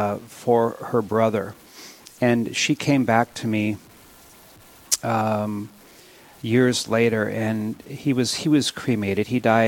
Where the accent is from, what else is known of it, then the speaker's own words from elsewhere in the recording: Williston, North Dakota, United States; moved away; when I'm born and raised in Williston